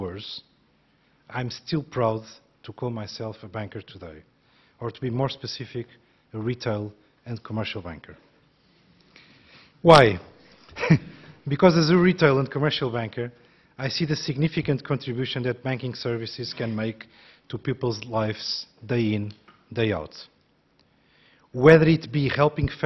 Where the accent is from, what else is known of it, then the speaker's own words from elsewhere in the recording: Portugal; moved away as an adult; also born or lived in France / United States / Brazil; now in United Kingdom; Growing up in Portugal